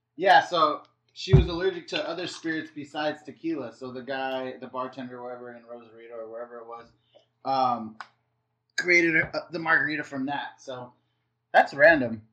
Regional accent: La Mirada, California, United States; I'm from L- from LA. I grew up with LA lifestyle.

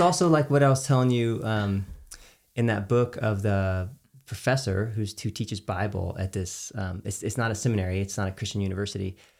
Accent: Texas, United States; as a Texan. Like I grew up with a, a dad that would he had a giant smoker

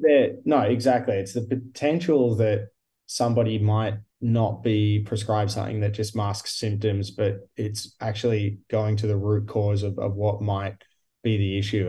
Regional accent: Geelong, Victoria, Australia; also born or lived in Queenscliff; now in Melbourne, Australia; although I live and work in Melbourne now, I am originally from Geelong or Queenscliff before that.

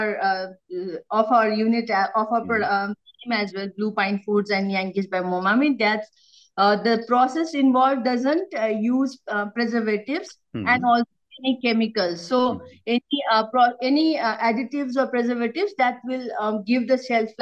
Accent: Himalayan region, India; moved away; I came from the Himalayas

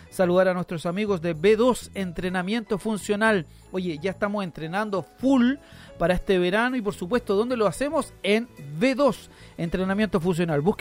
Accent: Talagante, Santiago Metropolitan Region, Chile; Yo soy de Talagante.

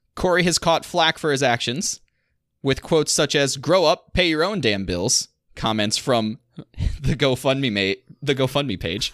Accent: Southwest Michigan, United States; growing up in Southwest Michigan

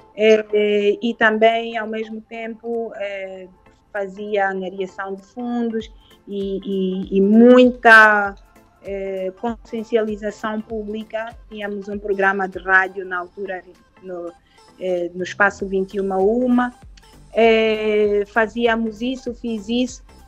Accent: Luanda, Luanda Province, Angola; also born or lived in Cuanza Norte, Angola / Lisbon, Portugal; eu nasci no, no, no Kwanza Norte, saí de lá ah, com três anos, é, vim para Luanda com os meus pais

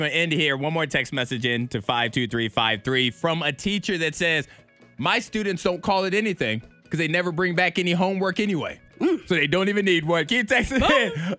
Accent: California, United States; I'm from California and have never heard someone say book bag until I moved here.

